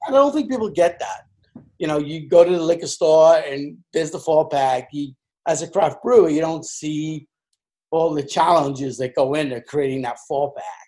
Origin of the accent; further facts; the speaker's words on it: England, United Kingdom; moved away as an adult; now in United States; I'm an Englishman. I was born in England.